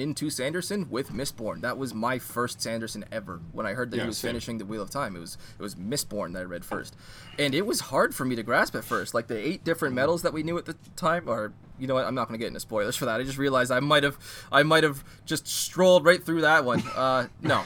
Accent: Canada; As a Canadian who grew up, you know, kind of immersed in a lot of the French language and culture

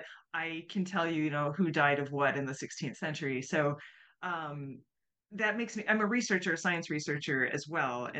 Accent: United States

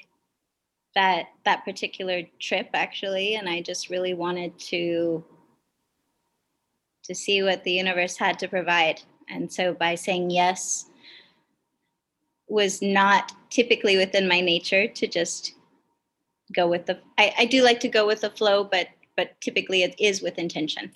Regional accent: Kenai, Alaska, United States; moved away; also born or lived in Kasilof, Alaska; I grew up in Alaska predominantly. I was a fisherman's daughter

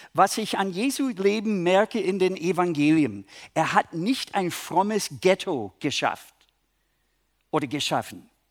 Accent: Minnesota, United States; German is a second language; now in Germany; eigentlich aus Minnesota, aber ich wohne in Deutschland

